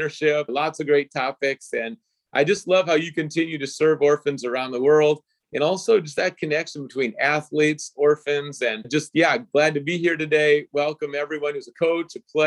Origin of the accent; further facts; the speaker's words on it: Minnesota, United States; I grew up in Minnesota, and the first place I lived, it was an apartment in the parking lot of the football stadium